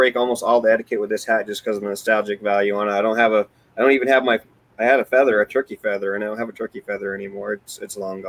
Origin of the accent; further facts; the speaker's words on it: New England, United States; moved away; I'm originally from New England.